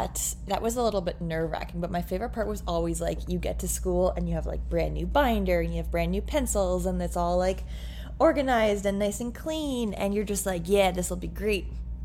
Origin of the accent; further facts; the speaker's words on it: Ontario, Canada; because I grew up in Eastern Ontario. So it was Eastern Ontario Secondary School Athletic Association.